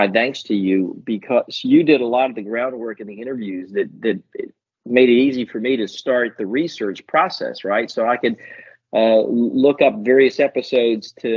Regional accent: Key West, Florida, United States; moved away as an adult; also born or lived in Tallahassee, Florida; now in Melbourne, United States; As a kid growing up in Key West

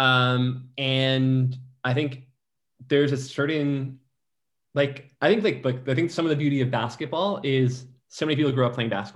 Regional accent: Detroit, Michigan, United States; also born or lived in New York; now in Los Angeles, United States; I'm from Detroit

